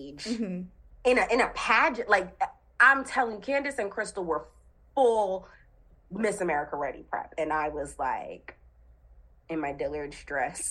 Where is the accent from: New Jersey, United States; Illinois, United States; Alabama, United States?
New Jersey, United States; I'm from Jersey